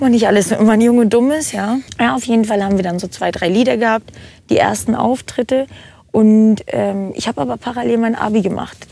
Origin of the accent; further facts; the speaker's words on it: Brandenburg, Germany; moved away as an adult; now in Nuremberg, Germany; ich komme ursprünglich aus dem Norden, Grenze Berlin, Brandenburg, aber mhm. ich bin also Ur-Brandenburger